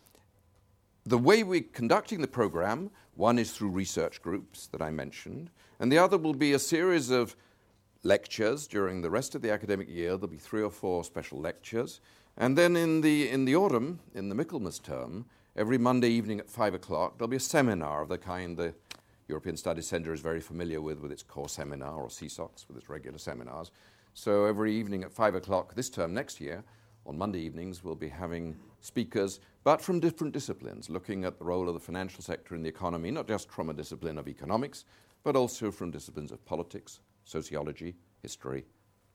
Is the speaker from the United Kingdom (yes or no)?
yes; Scotland, United Kingdom; I'm a Scot by origin